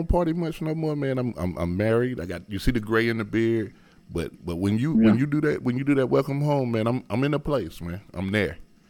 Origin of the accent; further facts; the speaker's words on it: United States; because like you said, I'm from Harrison Homes. You know, we was doing a little bit better than some of our neighbors